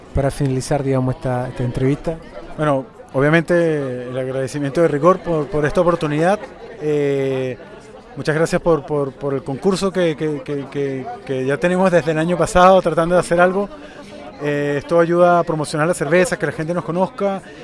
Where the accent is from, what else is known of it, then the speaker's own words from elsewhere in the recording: Venezuela; also born or lived in Chile; now in Santiago, Chile; yo soy venezolano, criado con cerveza industrializada caribeña, y cuando me mudé a Chile